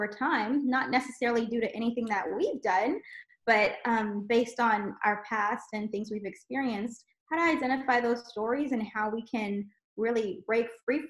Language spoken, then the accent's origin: English; South Louisiana, United States; we grew up in South Louisiana and had just a really beautiful childhood